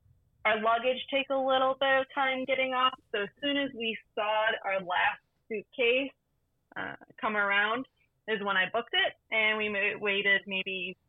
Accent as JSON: {"language": "English", "region": "Wisconsin", "country": "United States", "said": "We are from Wisconsin, so we flew out of the Milwaukee airport."}